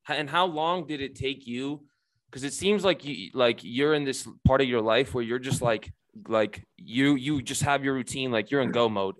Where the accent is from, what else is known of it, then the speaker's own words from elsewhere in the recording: Romania; moved away; I was born in Romania